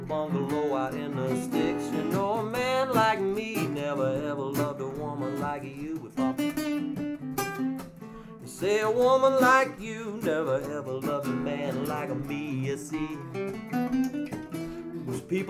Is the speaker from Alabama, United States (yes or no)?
yes; Mobile, Alabama, United States; I'm from Mobile, Alabama